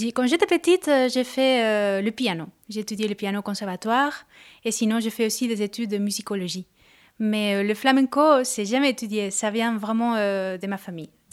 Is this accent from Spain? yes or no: yes; Córdoba, Andalusia, Spain; French is a second language; moved away; je suis de Cordoue, qui est à côté de Granada, de Séville, donc l'Andalousie profonde